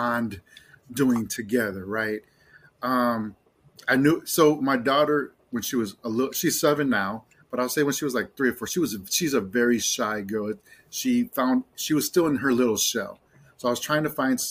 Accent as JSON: {"language": "English", "town": "Chicago", "region": "Illinois", "country": "United States", "tie": "born or raised there", "moved": "yes", "said": "I lived in Chicago for 40 years. I grew up, I'm half Mexican, half Irish, but I grew up in Puerto Rican neighborhoods"}